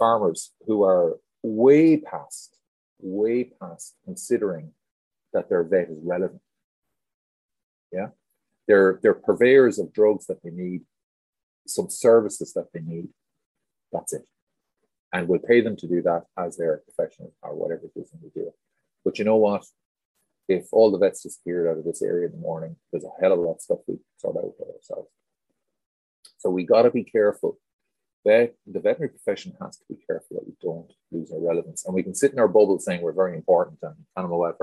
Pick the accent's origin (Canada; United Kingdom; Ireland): Ireland; I came from Ireland into veterinary environments and farming environments